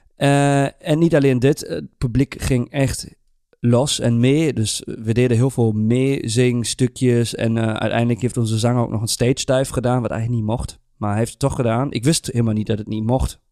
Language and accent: Dutch; Germany; moved away; als een Duitser